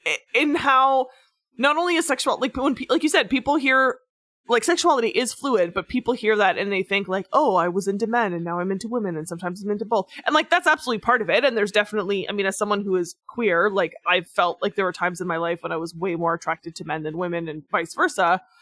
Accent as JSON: {"language": "English", "country": "Australia", "said": "when I go overseas, I'm known as a koala bear because I'm from Australia."}